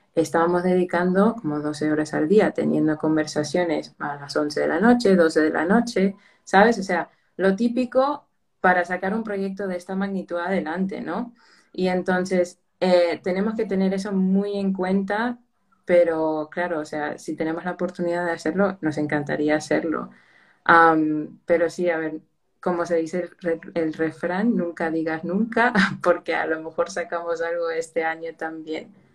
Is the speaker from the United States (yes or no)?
yes; United States; moved away as an adult; now in Spain; originalmente soy de los Estados Unidos, pero toda mi familia es de Perú